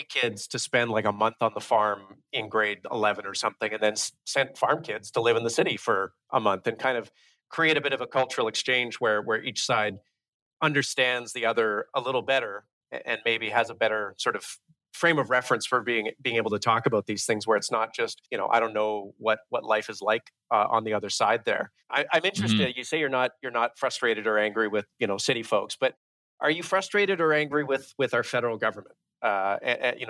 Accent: Vancouver, British Columbia, Canada; Growing up in Vancouver, I'm about as urban as you can get

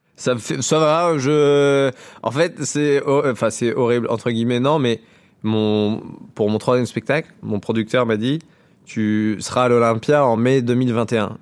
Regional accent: Lower Normandy, France; en Basse-Normandie, euh, là où j'ai grandi, moi je viens de la campagne

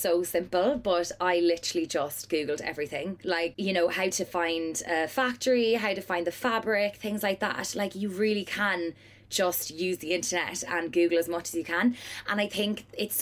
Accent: Cork, Munster, Ireland; moved away as an adult; now in London, United Kingdom; I am originally from Cork and then came over to London for college.

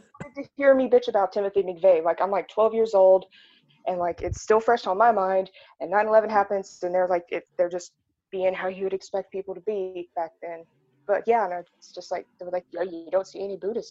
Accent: Arkansas, United States; I grew up in Arkansas

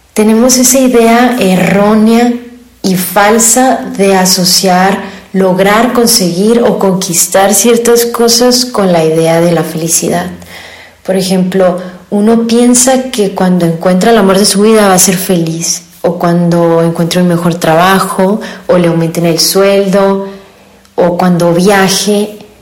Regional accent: Hermosillo, Sonora, Mexico; soy de Hermosillo, Sonora

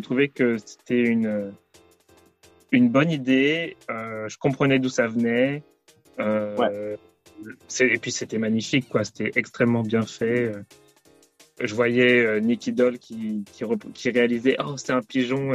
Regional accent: Paris, Île-de-France, France; moved away; pour avoir vécu à Paris, puisque je viens de Paris à la base

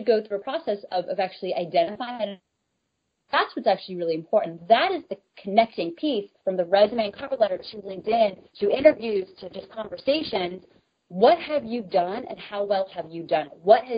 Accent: North Carolina, United States; also born or lived in New York / Atlanta; now in Miami, United States; I grew up in North Carolina, I lived in New York, Atlanta, and now I live here, and I also lived abroad for a while

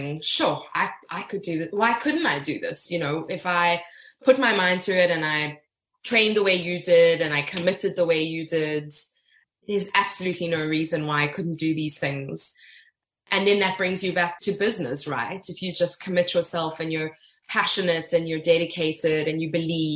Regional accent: Johannesburg, Gauteng, South Africa; I'm not from Cape Town, I'm from Joburg, but I'm very familiar with Cape Town

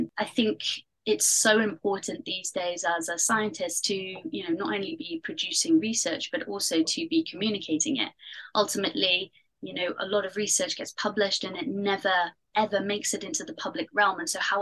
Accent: Pembrokeshire, Wales, United Kingdom; moved away; also born or lived in Canary Islands; I'm from Pembrokeshire in Wales. And so I grew up next to the ocean.

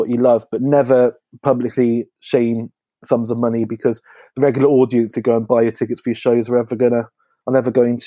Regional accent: Northamptonshire, East Midlands, United Kingdom; now in London, United Kingdom; I'm from Northamptonshire, which is famous in Northamptonshire, but should be for England for having the best shoes.

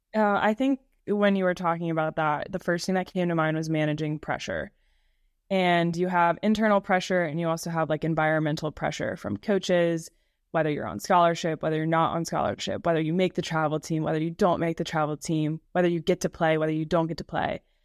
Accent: Baton Rouge, Louisiana, United States; also born or lived in Kentucky; I am born and raised in Baton Rouge, Louisiana. So I am a Southern girl through and through

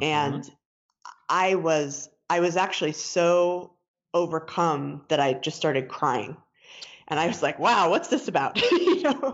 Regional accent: Denver, Colorado, United States; I was born and raised in Denver. Uh, lived here most of my life

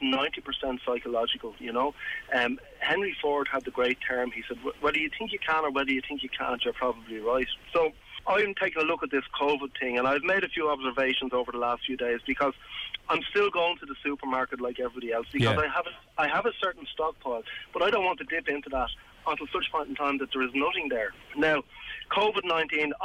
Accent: Wicklow, Leinster, Ireland; I'm from Wicklow.

